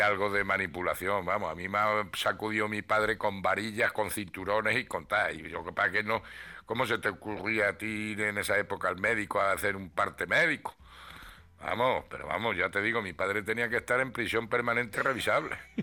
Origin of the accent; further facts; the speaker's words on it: Ruidera, Castilla-La Mancha, Spain; moved away; mi pueblo, que son las lagunas de Ruidera